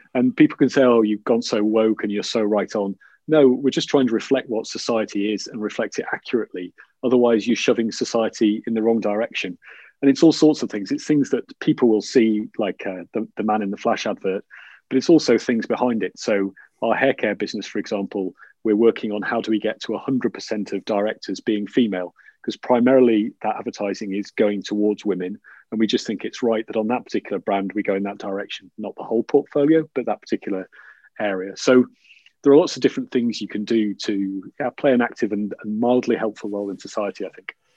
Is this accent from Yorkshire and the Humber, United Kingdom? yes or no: yes; Yorkshire and the Humber, United Kingdom; I'm from Yorkshire